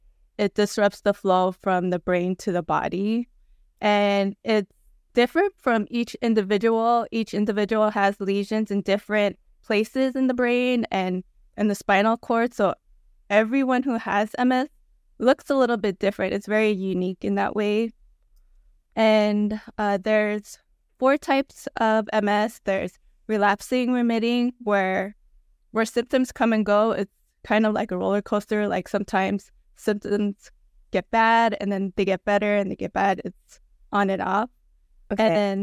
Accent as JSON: {"language": "English", "town": "Los Angeles", "region": "California", "country": "United States", "tie": "born there", "lives_now": "Long Beach, United States", "said": "Both of my parents are from Pangasinan. I was born in Los Angeles and currently streaming from Long Beach, California."}